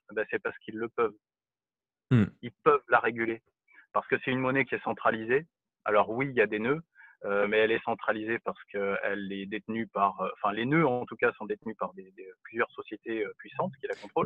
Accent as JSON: {"language": "French", "country": "France", "said": "en tant que Français"}